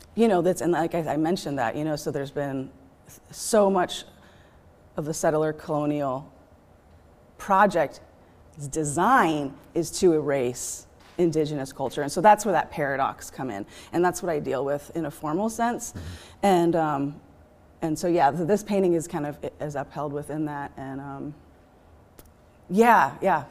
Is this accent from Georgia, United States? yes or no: no; Eugene, Oregon, United States; also born or lived in Ashland, Oregon / Portland, Oregon; now in Modoc Point, United States; I'm a, I guess, lifelong Oregonian. Um, I grew up here in Eugene